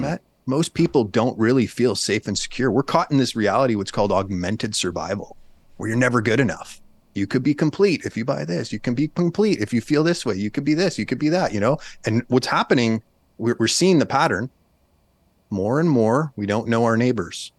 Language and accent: English; Canada; moved away as an adult; now in United States; I'm a Canadian